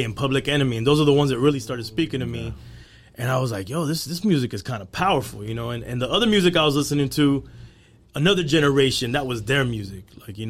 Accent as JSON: {"language": "English", "town": "South Gate", "region": "California", "country": "United States", "tie": "born or raised there", "also_born_or_lived": "Anaheim Hills, California / Miami", "moved": "yes", "said": "we was in the hood. We was in Southgate."}